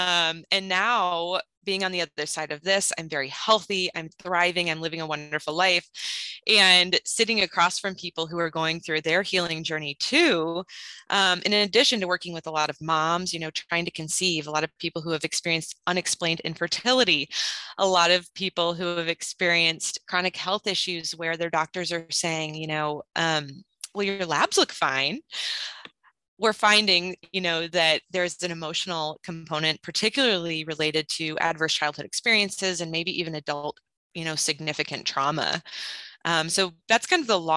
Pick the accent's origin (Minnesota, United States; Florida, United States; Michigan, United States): Minnesota, United States; moved away as an adult; now in Houston, United States; I am actually from Minnesota. I'm not from Texas, but Texas has been my home for the last, I guess, almost 12 years